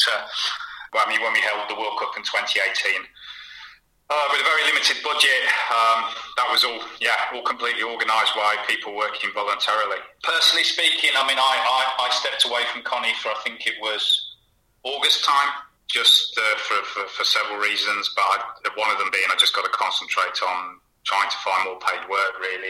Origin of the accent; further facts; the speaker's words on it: Hinckley, East Midlands, United Kingdom; moved away; also born or lived in Huntingdon / Bournemouth / Riga, Latvia; I was born in Huntingdon, family moved to Hinckley when I was about 5 or 6, so I've always, you know, I sort of see that as... spiritual home